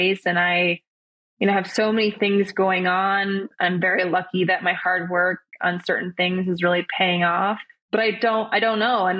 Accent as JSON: {"language": "English", "region": "Minnesota", "country": "United States", "tie": "born or raised there", "said": "we grew up together in Minnesota"}